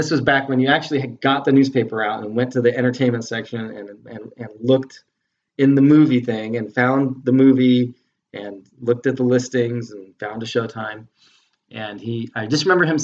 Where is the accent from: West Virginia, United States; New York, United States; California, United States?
California, United States; Southern; moved away as an adult; also born or lived in Las Vegas; now in Grand Rapids, United States; I was born and raised in Southern California